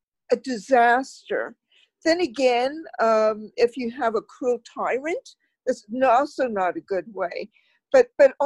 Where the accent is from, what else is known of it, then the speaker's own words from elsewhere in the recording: Canada; as a Canadian